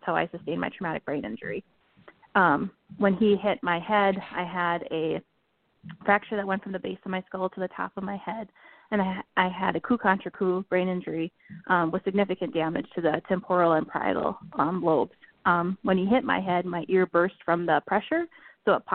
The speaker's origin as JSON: {"language": "English", "area": "Red River Valley", "region": "Minnesota", "country": "United States", "tie": "born or raised there", "said": "I grew up in the Red River Valley"}